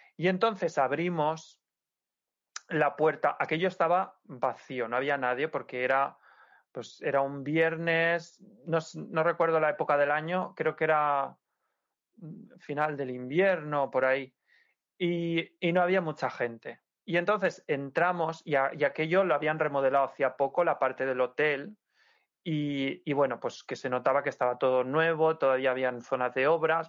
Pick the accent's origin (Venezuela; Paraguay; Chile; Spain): Spain; Santa Pola, Valencian Community; Playa Lisa de mi pueblo, de Santa Pola